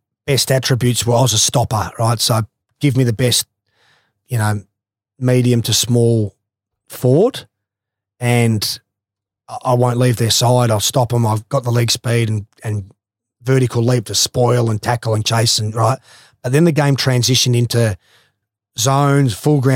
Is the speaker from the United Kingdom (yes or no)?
no; Australia; being the Australian captain